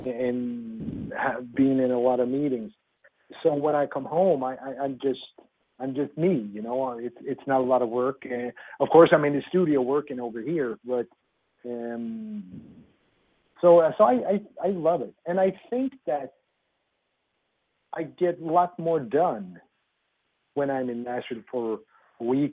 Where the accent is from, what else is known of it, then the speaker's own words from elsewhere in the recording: southern Sweden, Sweden; I'm from Sweden